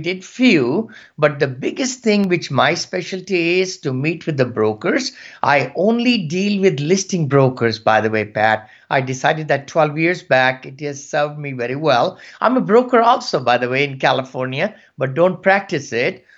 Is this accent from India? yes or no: yes; India; moved away as an adult; also born or lived in Gaithersburg, Maryland; now in United States; from India, and I came about 40 years back at with $7